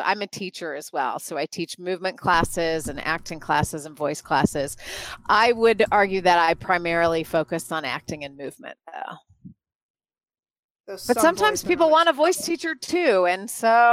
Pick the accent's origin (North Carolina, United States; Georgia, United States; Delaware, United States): North Carolina, United States; moved away as an adult; now in Chicago, United States; I actually grew up in North Carolina